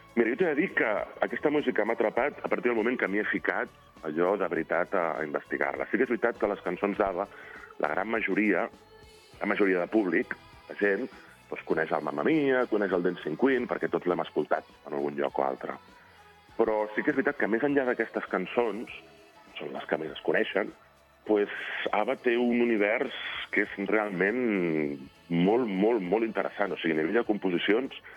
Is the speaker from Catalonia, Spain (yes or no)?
yes; a small town near Barcelona, Catalonia, Spain; soc d'Orri, és un poble molt petit que hi ha al costat de, de Barcelona.